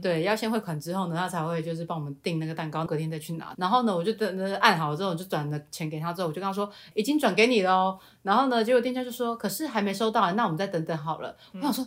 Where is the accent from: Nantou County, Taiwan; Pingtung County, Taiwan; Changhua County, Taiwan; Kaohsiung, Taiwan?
Changhua County, Taiwan; 我的家，就是我是彰化人，然后我们家嗯哼。其实就算是比较乡下的